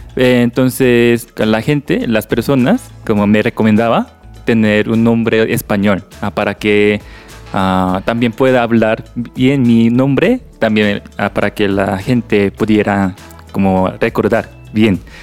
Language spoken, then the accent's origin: Spanish; South Korea; Spanish is a second language; moved away as an adult; also born or lived in Ecuador; now in Bogotá, Colombia; soy de Corea